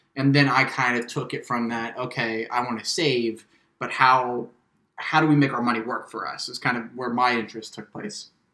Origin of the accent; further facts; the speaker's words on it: Midwest, United States; moved away; I'm from the Midwest, which is a very man is the breadwinner kind of culture.